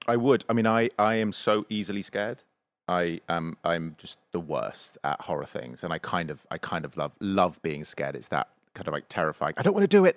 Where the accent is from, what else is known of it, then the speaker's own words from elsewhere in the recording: England, United Kingdom; I'm English.